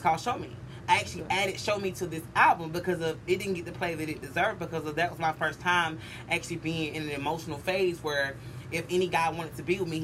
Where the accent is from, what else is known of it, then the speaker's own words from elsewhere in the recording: Carrollton, Georgia, United States; also born or lived in Ohio; I'm from Ohio, but I ended up landed in... And a place called Carrollton, Georgia